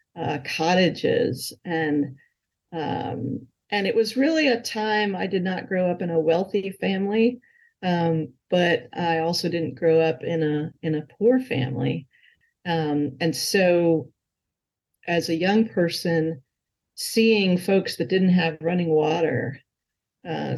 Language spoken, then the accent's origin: English; Hamburg, New York, United States; now in Charlottesville, United States; Grew up uh, in a town called Hamburg, New York, outside of Buffalo